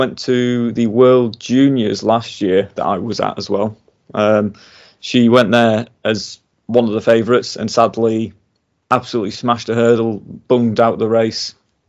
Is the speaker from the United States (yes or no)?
no; United Kingdom; Again, as a Brit, you'd love to see it, wouldn't you?